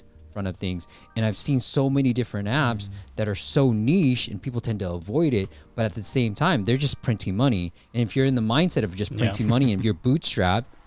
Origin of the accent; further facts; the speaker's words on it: Bay Area, California, United States; also born or lived in Myanmar; I grew up in the Bay Area, right? I was born in Burma, Myanmar, came to the States when I was 6 years old, and been in the Bay Area ever since.